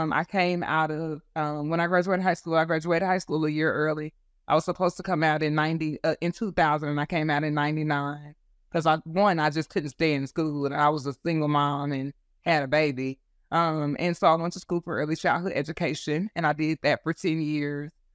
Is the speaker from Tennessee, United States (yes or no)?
no; Texas, United States; also born or lived in California; I was born in Texas, raised in California, when my parents divorced and then came back to Texas when I was ten